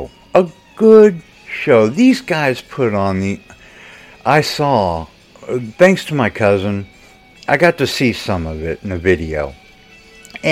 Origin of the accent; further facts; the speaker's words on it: United States; as an American